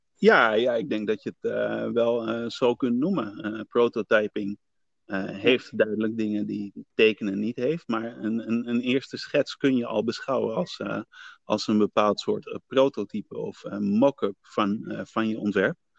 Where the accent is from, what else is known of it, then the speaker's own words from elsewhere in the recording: Netherlands; ik ben naar Nederland gekomen eh, toen ik eh, een baby was, van ja. 1, jaar oud